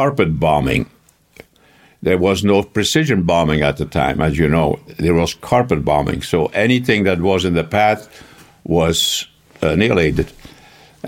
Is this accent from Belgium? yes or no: yes; Flanders, Belgium; first language Flemish; English is a second language; moved away as an adult; I was born in Lohe, a little town about 40 kilometers from the seaside.